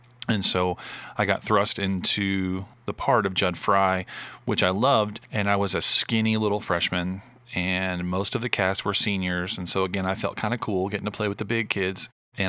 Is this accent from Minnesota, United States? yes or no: no; Arlington, Texas, United States; also born or lived in Westland, Michigan; So we ended up moving from Westland, Michigan, which is my hometown, about 30, 40 minutes outside Detroit, down to Arlington, Texas. And grew up there until moved away to Hardin-Simmons